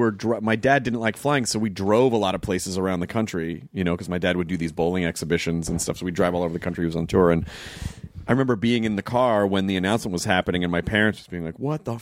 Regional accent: Kentucky, United States; born there; also born or lived in Florida / Arkansas; I moved. I was born in Kentucky and then lived in Florida for a couple of years. And then when I was like... eight, we moved. Then we moved to the we moved to Arkansas for 6 months

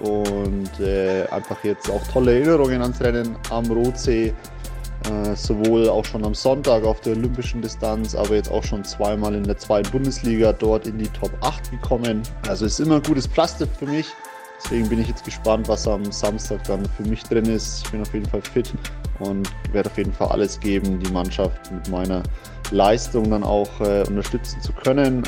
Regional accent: Roth, Bavaria, Germany; Ich bin ja in Rot äh, groß geworden. Ich bin da zur Schule gegangen, aufgewachsen

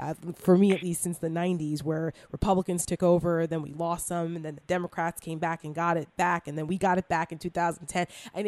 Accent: New Jersey, United States; the members like Leonard Lance and those in New Jersey, in my home state, that went down

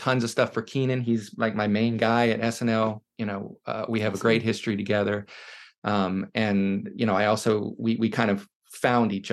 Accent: Richmond, Virginia, United States; moved away as an adult; also born or lived in North Carolina; I grew up outside of Richmond, Virginia

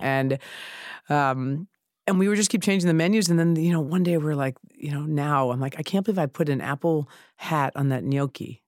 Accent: New York City, New York, United States; also born or lived in Chicago; I grew up in Sheepshead Bay

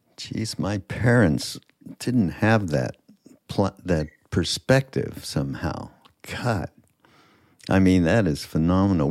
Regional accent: Montreal, Quebec, Canada; I'm from Montreal, and my father had this farm right on the edge of Quebec Vermont border

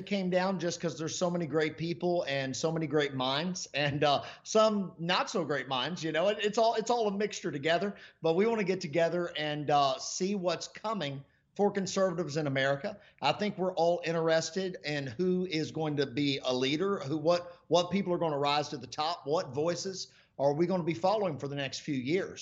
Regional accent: United States; I'm an American

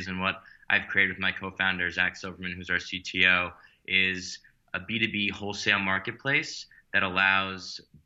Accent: New York City, New York, United States; I grew up in Manhattan and went to, you know, high school in the city

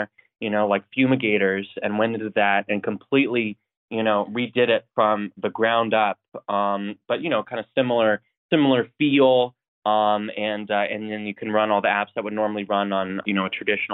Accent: Coeur d'Alene, Idaho, United States; I grew up in Idaho, North Idaho, and Coeur d'Alene

